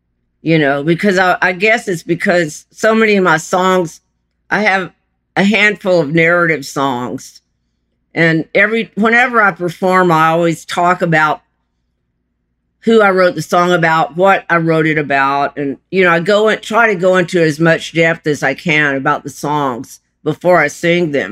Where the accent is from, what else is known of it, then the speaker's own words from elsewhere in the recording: Lake Charles, Louisiana, United States; moved away; also born or lived in Chile; I was born in Lake Charles, Louisiana